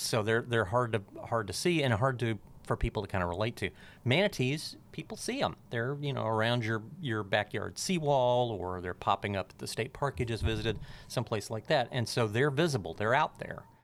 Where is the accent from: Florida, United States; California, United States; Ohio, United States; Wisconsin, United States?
Florida, United States; Pensacola; also born or lived in Alabama; my hometown of Pensacola